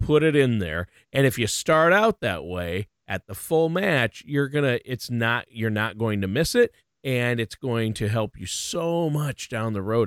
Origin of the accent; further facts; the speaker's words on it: Minnesota, United States; I'm from Minnesota, which they call the state of hockey.